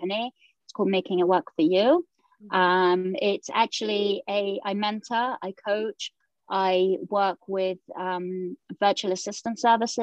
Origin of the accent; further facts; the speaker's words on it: England, United Kingdom; moved away as an adult; now in Jerusalem; So I was born in the United Kingdom and I was living there for 18 years.